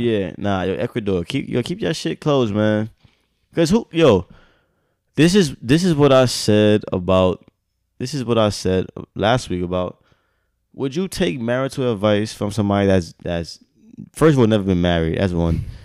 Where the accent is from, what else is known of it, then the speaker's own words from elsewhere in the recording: United States; I'm American.